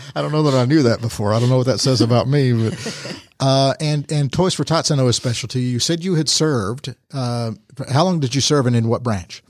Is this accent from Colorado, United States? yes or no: no; Rome, Georgia, United States; born and raised in Rome